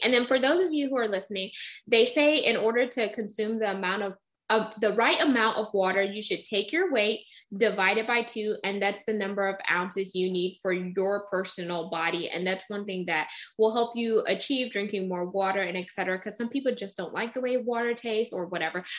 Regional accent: Texas, United States; I was born in Texas

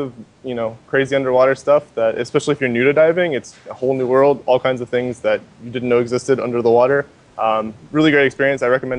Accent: Lexington, Kentucky, United States; now in Puerto Galera, Philippines; Lexington, Kentucky. I'm American.

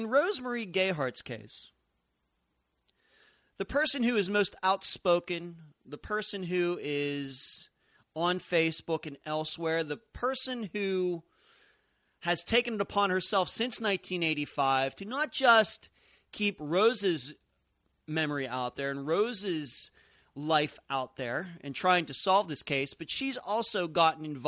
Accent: Leechburg, Pennsylvania, United States; growing up in Leechburg, Pennsylvania

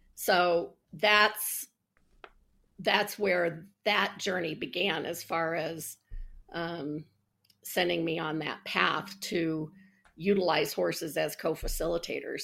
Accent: Colorado, United States; I was born and raised in Colorado.

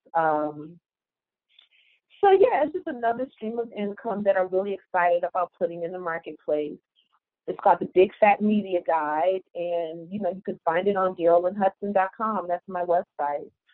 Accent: Detroit, Michigan, United States; moved away as an adult; also born or lived in Atlanta; I'm from Detroit

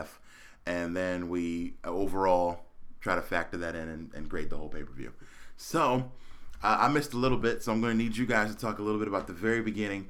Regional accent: Philadelphia, Pennsylvania, United States; now in Phoenix, United States; I'm born and raised in Philadelphia

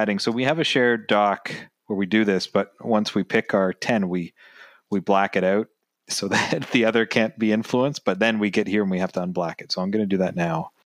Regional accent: Canada; it makes me proud as a Canadian

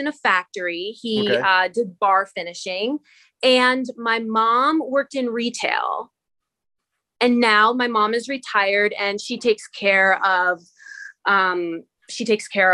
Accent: Reading, Pennsylvania, United States; also born or lived in Hazleton, Pennsylvania; now in Union County, United States; I grew up right outside of Reading, Muhlenberg.

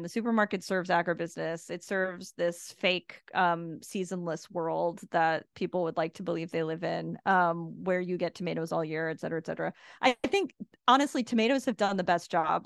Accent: United States; now in Puerto Rico; I am an American

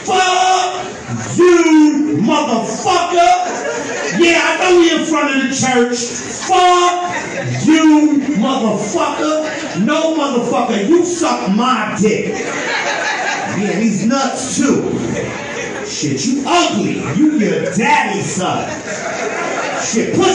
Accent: New York City, New York, United States; growing up in East New York

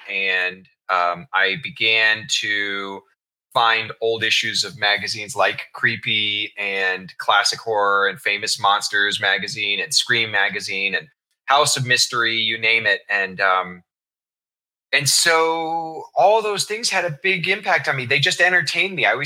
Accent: Kansas City, United States; I was raised in Kansas City

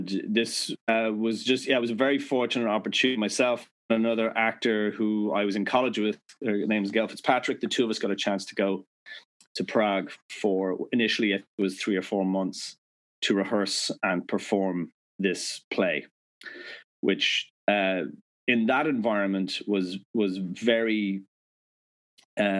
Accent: Ireland; moved away as an adult; now in United States; as an Irish citizen, yeah, I'm a green card holder here in the United States.

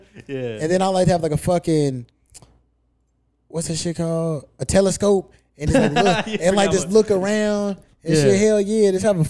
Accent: Kentucky, United States; born or raised there

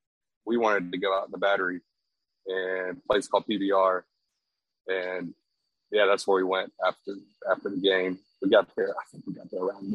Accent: Texas, United States; I'm from Texas, born and raised

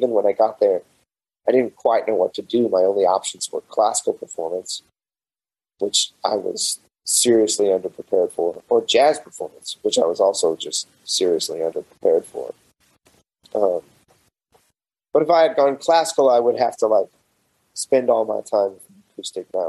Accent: Amarillo, Texas, United States; I grew up in Amarillo

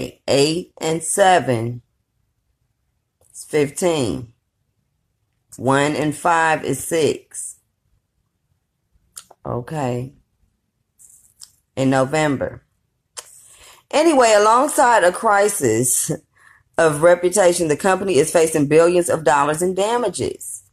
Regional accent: California, United States; I grew up in California

